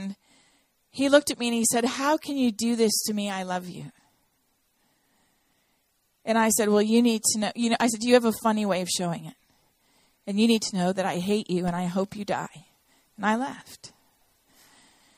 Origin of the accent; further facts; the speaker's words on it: Toronto, Ontario, Canada; now in Nashville, United States; I am from Toronto, Canada. I was born there